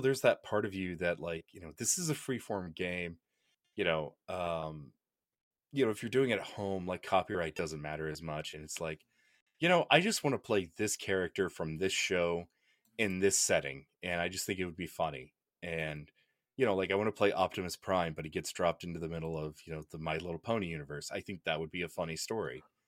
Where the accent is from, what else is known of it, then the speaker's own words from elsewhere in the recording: Oklahoma, United States; I'm from Oklahoma